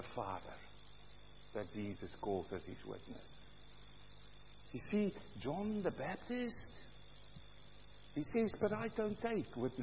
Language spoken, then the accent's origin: English; South Africa; also born or lived in New Zealand; now in Australia; I'm coming from South Africa